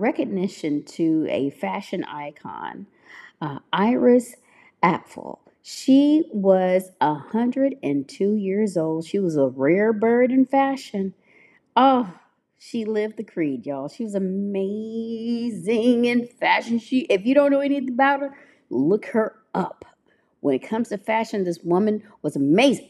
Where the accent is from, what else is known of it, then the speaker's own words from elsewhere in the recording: Memphis, Tennessee, United States; my hometown, Memphis, Tennessee